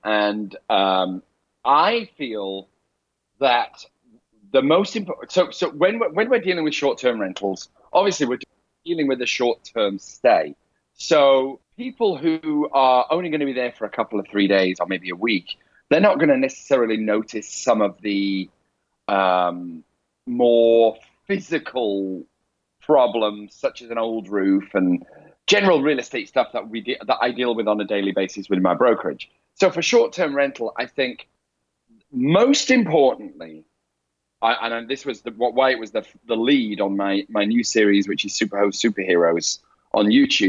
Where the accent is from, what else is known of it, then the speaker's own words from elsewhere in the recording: England, United Kingdom; accent: Northern; my rough Northern accent came out because instead of saying water, I said water.